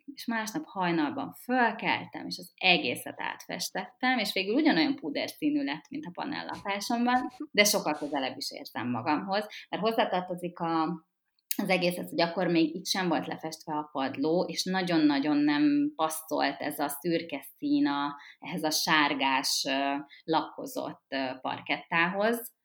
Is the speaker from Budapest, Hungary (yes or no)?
yes; Budapest, Hungary; Én ugye fővárosi nő vagyok, és itt is töltöttem a, a gyerekkoromat is, itt nőttem föl. A 16. kerületben